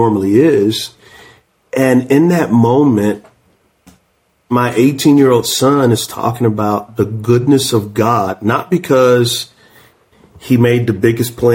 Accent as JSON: {"language": "English", "town": "San Antonio", "region": "Texas", "country": "United States", "said": "I'm from San Antonio"}